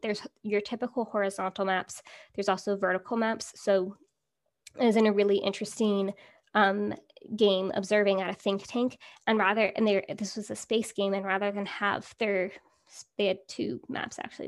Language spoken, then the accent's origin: English; California, United States; growing up in California